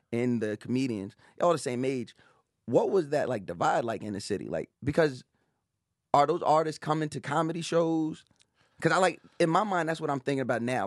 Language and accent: English; Long Island, New York, United States; also born or lived in Brooklyn; I grew up on Long Island